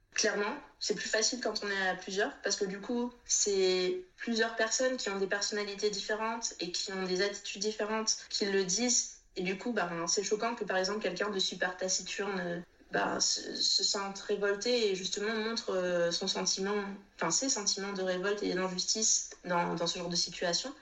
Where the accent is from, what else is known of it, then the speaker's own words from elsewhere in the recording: Réunion; moved away as an adult; also born or lived in Metropolitan France; now in France; je suis née, j'ai grandi à La Réunion, j'y suis restée jusqu'à mon baccalauréat